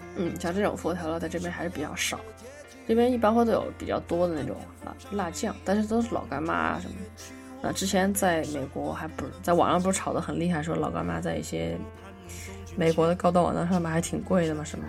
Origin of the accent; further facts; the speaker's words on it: China; moved away; 我们中国人还是讲究过这个中国年